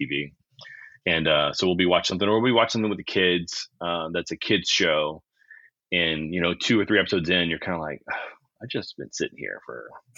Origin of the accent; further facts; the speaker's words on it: near New Orleans, Louisiana, United States; I've lived within 40 minutes of New Orleans almost my entire life